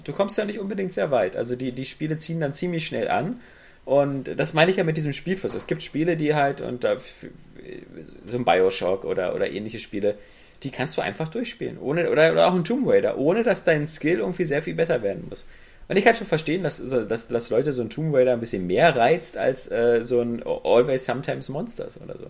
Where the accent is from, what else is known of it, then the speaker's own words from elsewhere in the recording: Berlin, Germany; als Berliner